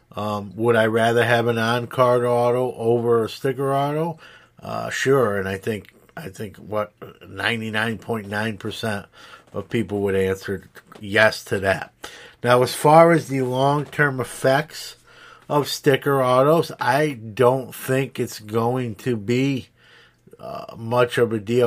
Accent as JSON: {"language": "English", "town": "New York City", "region": "New York", "country": "United States", "tie": "born or raised there", "moved": "yes", "lives_now": "Syracuse, United States", "said": "I'm from New York City. I'm from Brooklyn originally. Uh, I'm in Syracuse now"}